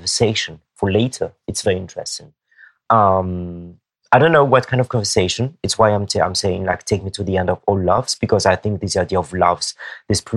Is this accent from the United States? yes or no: no; Madagascar; I'm from Madagascar, but and then my blood, actually, you know, it's Malagasy blood